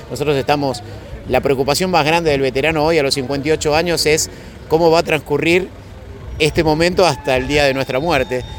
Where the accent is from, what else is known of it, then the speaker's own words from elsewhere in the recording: Buenos Aires, Argentina; yo vengo de Buenos Aires